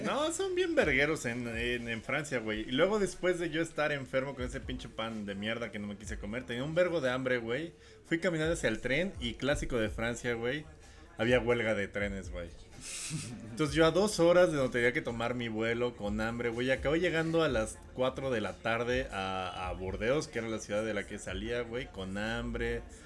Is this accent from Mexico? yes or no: yes; Mexico